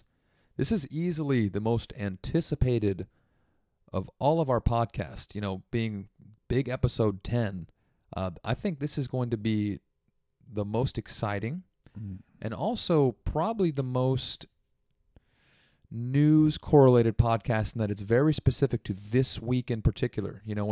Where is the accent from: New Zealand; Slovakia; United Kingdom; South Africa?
South Africa; Hey, I'm from South Africa. I didn't understand.